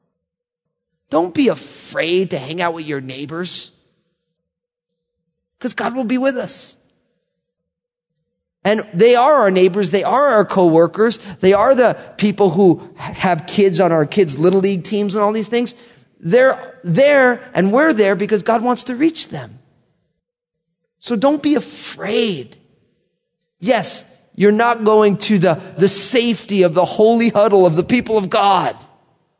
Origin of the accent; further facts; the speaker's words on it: United States; since I'm American